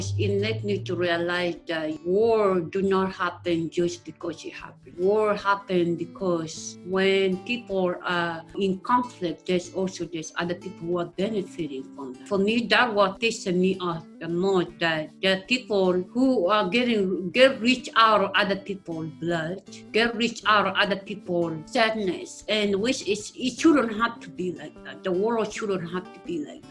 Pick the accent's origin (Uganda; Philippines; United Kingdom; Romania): Uganda; now in Austin, United States; I was born and raised in East Africa, Uganda.